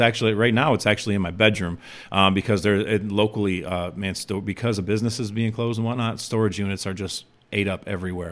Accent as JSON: {"language": "English", "town": "Chicago", "region": "Illinois", "country": "United States", "said": "I'm from Chicago"}